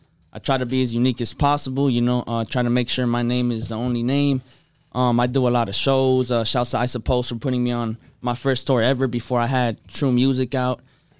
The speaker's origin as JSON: {"language": "English", "town": "Los Angeles", "region": "California", "country": "United States", "tie": "born or raised there", "said": "I'm from Los Angeles. I don't have a specific area. I grew up like moving from city to city, like I don't know, I went to like 12, 13 schools growing up. So it's"}